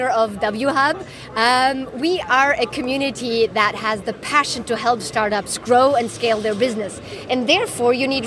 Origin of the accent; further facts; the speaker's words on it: Germany; moved away as an adult; also born or lived in France / Japan; now in Hong Kong; I'm originally from Germany.